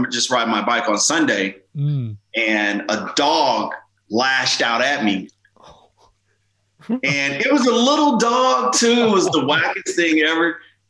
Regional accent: Los Angeles, California, United States; growing up in South Central LA.

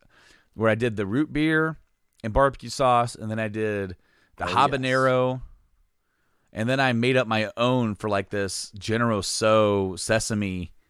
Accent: Hoopeston, Illinois, United States; The IGA where Nate and I grew up in Hoopston used to have it.

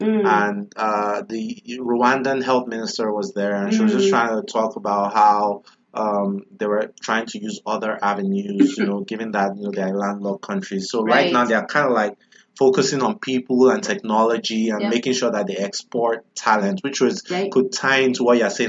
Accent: Benin City, Edo, Nigeria; also born or lived in Lagos; I lived in Lagos 50% of my life, but I'm actually from Benin, which is like down south.

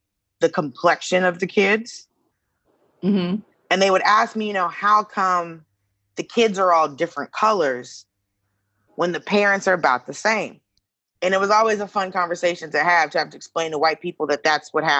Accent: Atlanta, Georgia, United States; moved away; I grew up in Atlanta

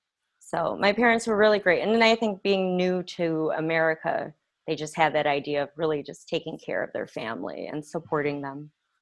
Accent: Palatine, Illinois, United States; also born or lived in Chicago, Illinois; So I grew up 45 minutes away from Chicago proper in a little town called Palatine, Illinois. Hmm. It definitely wasn't diverse, but my parents moved us to the suburbs because education was a lot better.

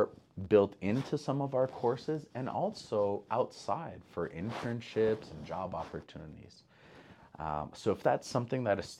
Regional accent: Montreal, Quebec, Canada; moved away as an adult; now in Idaho, United States; I grew up in Montreal, Canada

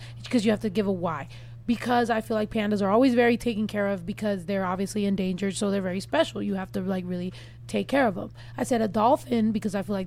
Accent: San Diego, California, United States; I grew up in San Diego

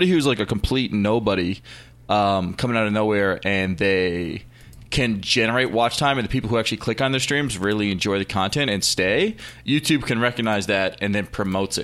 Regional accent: Newfoundland and Labrador, Canada; I'm a streamer from Canada

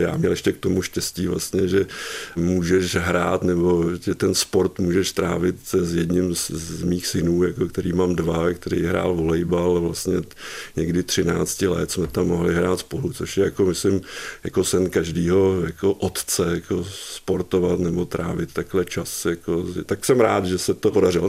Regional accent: České Budějovice, South Bohemian Region, Czechia; jsem se narodil tady v Českých Budějovicích

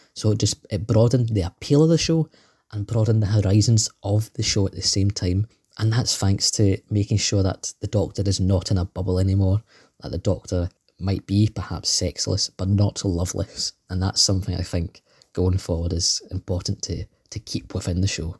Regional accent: Scotland, United Kingdom; as you may tell from my dulcet tones. I am indeed from Scotland too.

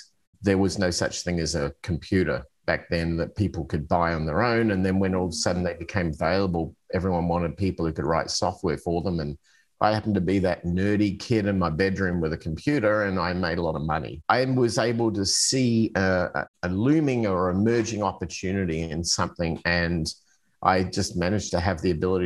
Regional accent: Adelaide, South Australia, Australia; moved away as an adult; also born or lived in Arizona, United States; I'm originally from Australia. I've come from a city on the south central coast called Adelaide

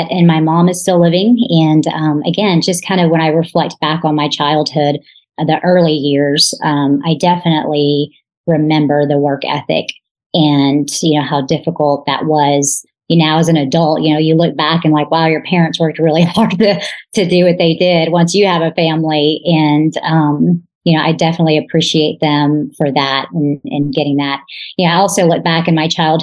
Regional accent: McKinney, Texas, United States; born and raised in McKinney, Texas

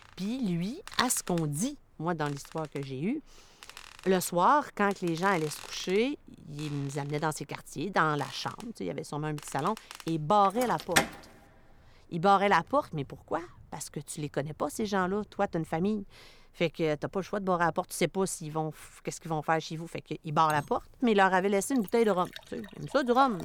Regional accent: Anticosti, Quebec, Canada; Je suis résidente d'Anticosti.

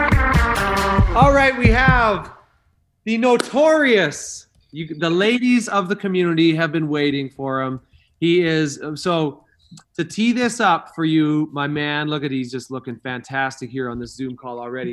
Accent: Canada; also born or lived in Idaho; now in Los Angeles, United States; I'm a Canadian

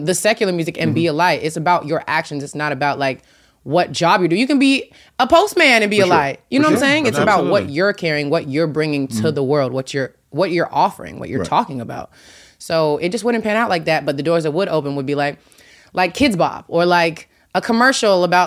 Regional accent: Tennessee, United States; I'm from Tennessee

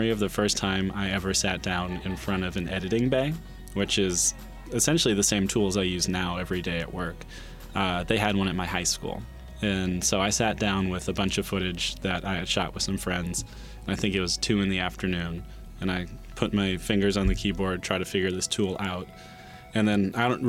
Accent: Farmington Hills, Michigan, United States; I grew up here. I grew up in Farmington Hills

